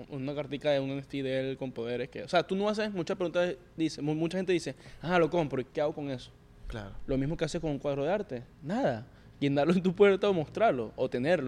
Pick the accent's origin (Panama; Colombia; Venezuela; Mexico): Venezuela; moved away as an adult; now in New York, United States; Yo llegué de Venezuela directamente a Nueva York.